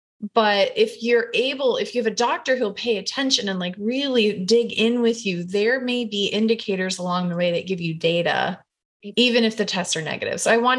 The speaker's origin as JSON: {"language": "English", "region": "Iowa", "country": "United States", "tie": "born or raised there", "said": "I grew up in Iowa and I was a camp counselor one terrible summer."}